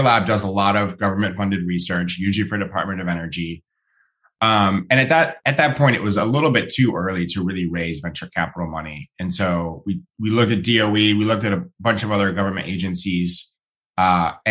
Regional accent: Ohio, United States; now in California, United States; I grew up in Ohio

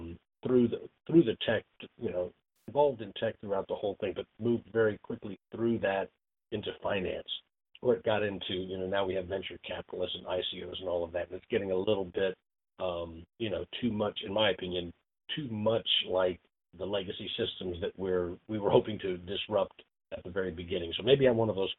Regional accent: Indiana, United States; we're both from Indiana. We're both Hoosiers.

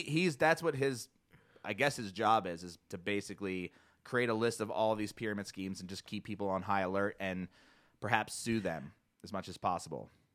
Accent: New Jersey, United States; now in Boulder, United States; growing up in South Jersey

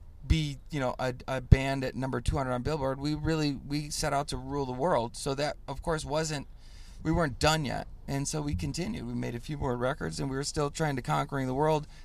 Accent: Chicago, Illinois, United States; I'm a Chicagoan

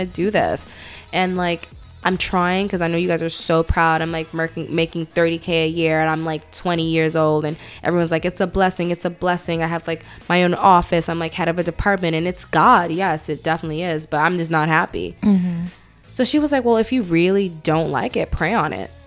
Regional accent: New York City, New York, United States; also born or lived in Atlanta, Georgia; I am from Brooklyn. Um, spent a little bit of my childhood in Atlanta, so there's going to be some words I say very Southern

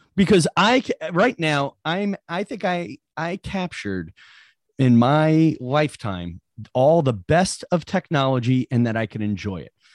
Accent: New York, United States; I'm from New York

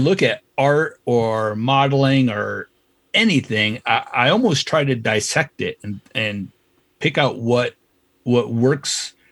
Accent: Iowa, United States; moved away; also born or lived in California; I grew up in Iowa, and I thought to become an artist, I need to move to California.

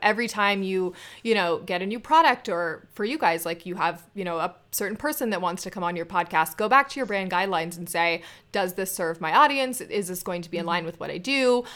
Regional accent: Scottsdale, Arizona, United States; I grew up in Scottsdale.

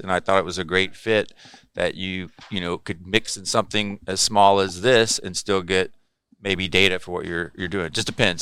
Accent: South Texas, United States; moved away as an adult; also born or lived in Corpus Christi, Texas; now in California, United States; I grew up in South Texas surfing

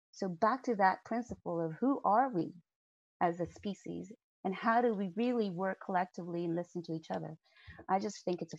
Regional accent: United States; moved away; as an American

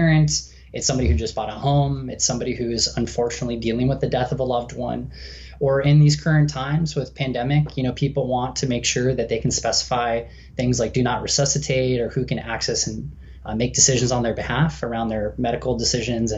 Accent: Southern California, United States; born and raised in Southern California. I've been here in San Diego for the last 13 years

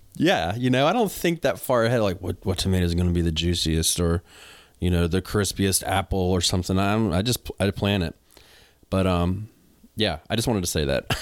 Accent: the South, United States; accent: country; I got a country accent, I'm from the South

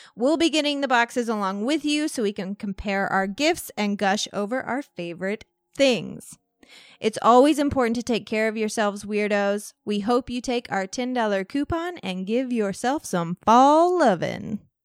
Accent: Walnut Hill, Illinois, United States; growing up in Walnut Hill, Ill-, Illinois.

